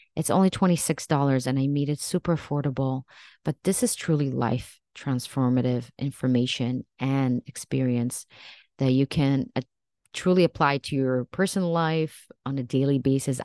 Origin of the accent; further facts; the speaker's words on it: Israel; moved away as an adult; now in United States; I actually was raised in Israel and I even served in the military for two years.